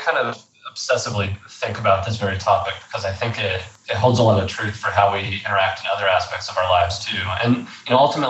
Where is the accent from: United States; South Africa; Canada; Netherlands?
United States; Fort Worth, Texas; I grew up, born and raised in Texas. I grew up in the Fort Worth area and Fort Worth and Dallas.